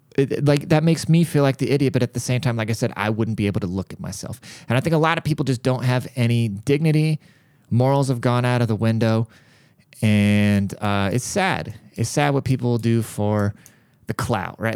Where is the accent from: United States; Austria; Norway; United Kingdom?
United States; a American born citizen